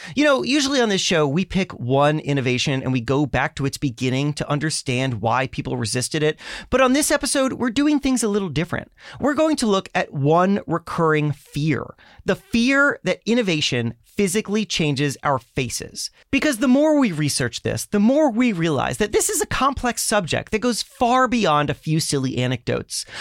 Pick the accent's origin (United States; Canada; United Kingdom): United States; South Florida; I grew up in South Florida